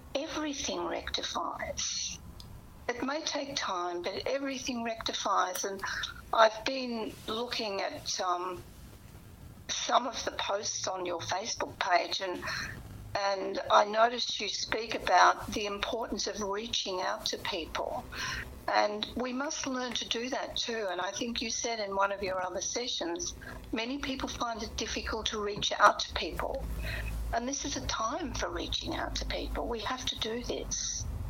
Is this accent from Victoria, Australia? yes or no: yes; Portland, Victoria, Australia; I come from Portland in the Western District.